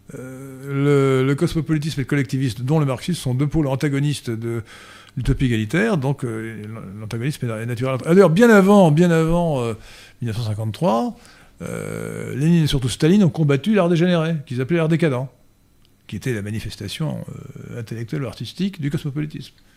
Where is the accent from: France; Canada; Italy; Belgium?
France; Brittany; je suis breton